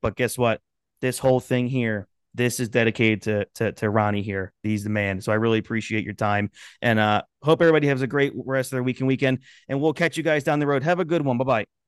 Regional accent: Philadelphia, Pennsylvania, United States; I grew up in the Philadelphia area

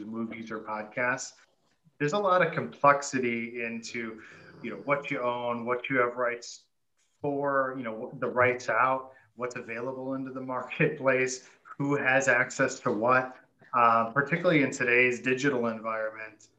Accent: Detroit, Michigan, United States; I'm from Detroit

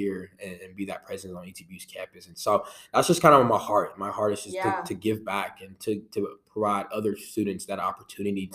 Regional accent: Shreveport, Louisiana, United States; moved away as an adult; now in Marshall, United States; from Shreveport, Louisiana. I'm born and raised on the good old 318.

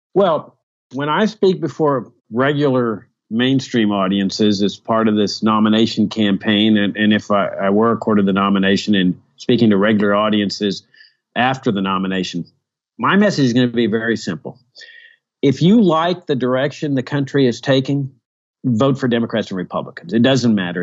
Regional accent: Virginia, United States; my home state of Virginia

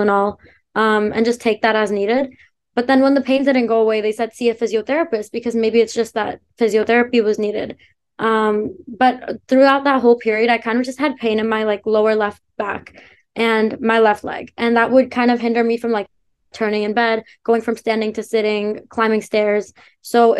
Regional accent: Canada; also born or lived in India; I was born in India, but moved to Canada when I was 7

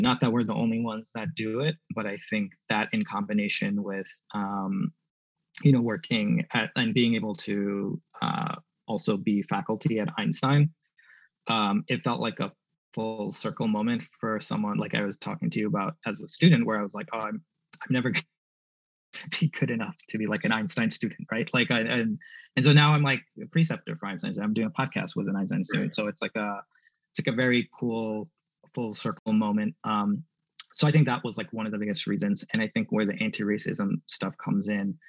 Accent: New York City, New York, United States; moved away; also born or lived in Southwestern Pennsylvania; I wanted to come back home to New York City

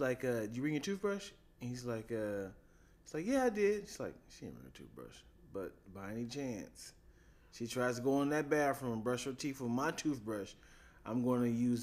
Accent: Colombia; I'm from Colombia. You know, Hispanic people can't use the V word.

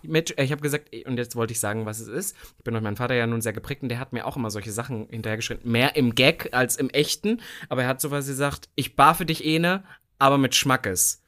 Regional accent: East Germany, Germany; als ich damals groß geworden bin im Osten

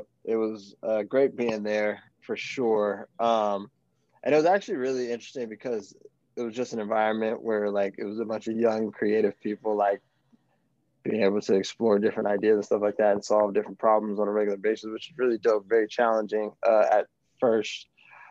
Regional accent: Palmdale, California, United States; also born or lived in Colorado; now in Inglewood, United States; I am from Palmdale, California. I live in Inglewood currently

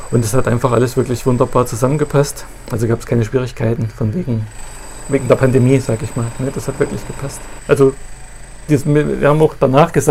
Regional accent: Thuringia, Germany; moved away as an adult; now in Wolgast, Germany; Ja, ich komme aus Thüringen.

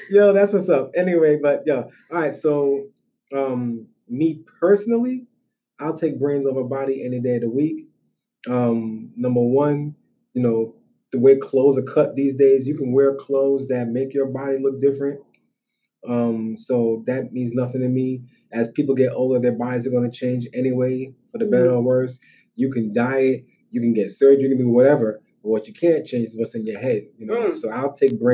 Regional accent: Brooklyn, New York, United States; I'm from Brooklyn

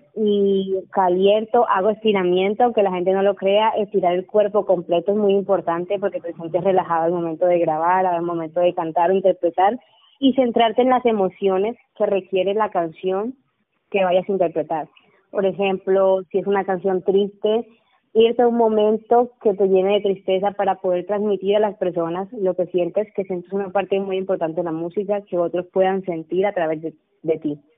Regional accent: Montelíbano, Córdoba, Colombia; en el municipio donde vivo y de donde soy

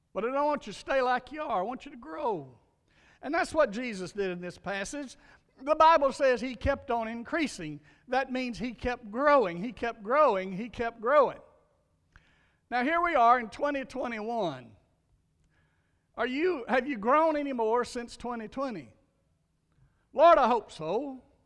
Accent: Louisiana, United States; my little church where I grew up in Louisiana

